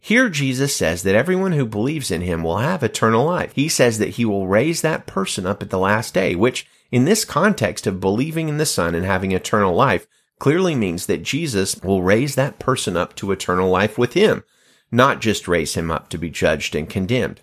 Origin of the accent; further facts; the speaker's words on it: Alabama, United States; the state of Alabama. My home state